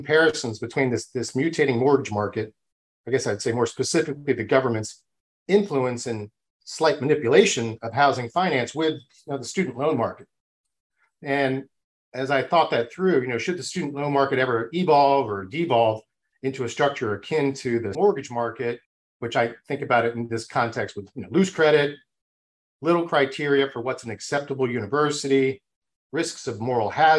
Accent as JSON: {"language": "English", "town": "Nimrod", "region": "Minnesota", "country": "United States", "said": "I'm actually from Nimrod, Minnesota"}